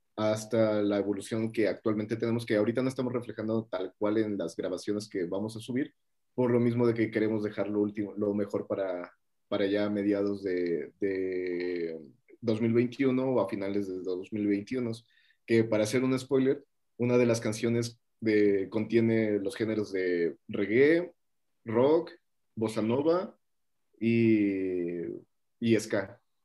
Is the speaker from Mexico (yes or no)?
yes; Mexico; soy de México